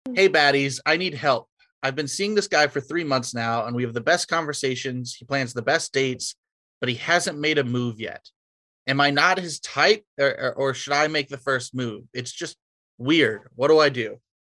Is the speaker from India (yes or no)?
no; Georgia, United States; I'm from Georgia